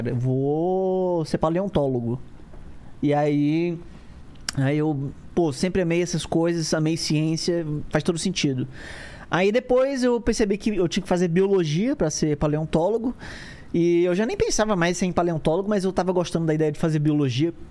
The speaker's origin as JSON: {"language": "Portuguese", "town": "Fortaleza", "region": "Ceará", "country": "Brazil", "tie": "born or raised there", "said": "Cara, é, eu nasci em Fortaleza. Eu sou nascido e criado lá."}